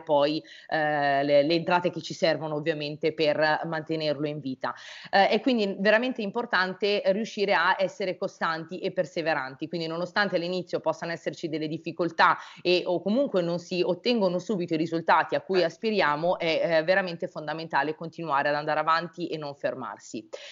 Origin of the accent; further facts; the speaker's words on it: Brianza, Lombardy, Italy; io sono della Brianza